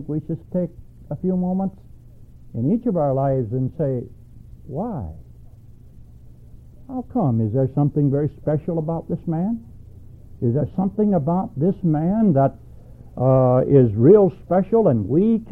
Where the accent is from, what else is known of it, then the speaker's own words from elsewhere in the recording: Alabama, United States; moved away as an adult; also born or lived in Milwaukee / Philippines; I was born and raised in Alabama, and I spent, 21 years old when I left Alabama